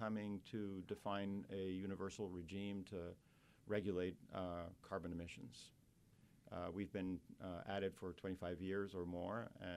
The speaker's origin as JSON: {"language": "English", "country": "Costa Rica", "moved": "as an adult", "lives_now": "New Orleans, United States", "said": "I came to pursue graduate education at Tulane as a passport or a ticket to go back to my home country to direct a research center. It's Costa Rica."}